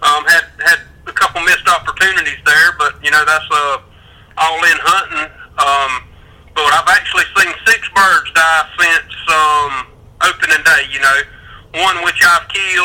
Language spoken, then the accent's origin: English; Hazlehurst, Georgia, United States; I'm actually from South Georgia, would probably be the South Central Georgia. Hazelhurst, Telfair County